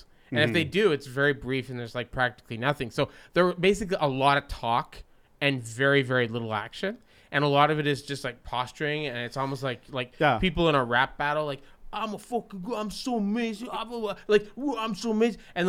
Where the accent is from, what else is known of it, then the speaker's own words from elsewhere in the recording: Canada; growing up in Canada